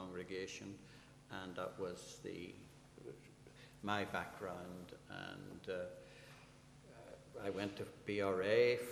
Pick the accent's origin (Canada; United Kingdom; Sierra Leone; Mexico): United Kingdom; Belfast, Northern Ireland; I was brought up in the Seaview Estate, up the hill from Crusaders